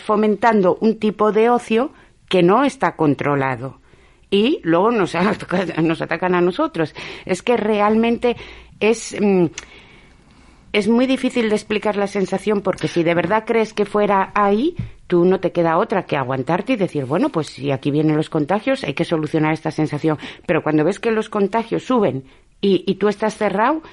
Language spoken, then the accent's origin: Spanish; Basque Country, Spain; now in Avilés, Spain; yo soy vasca